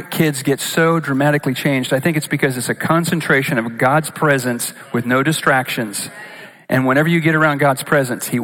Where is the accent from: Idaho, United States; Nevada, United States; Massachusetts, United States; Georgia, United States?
Idaho, United States; Boise; I'm from Boise.